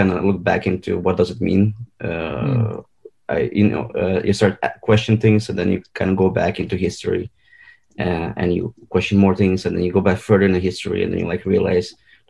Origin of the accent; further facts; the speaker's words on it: Belarus; moved away as an adult; now in Netherlands; So I'm originally from Belarus. I was born in the old Soviet Union at the time.